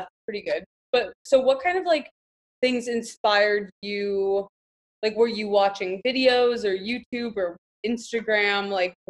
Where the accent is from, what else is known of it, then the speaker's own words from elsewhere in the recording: Miami, Florida, United States; because I'm from Miami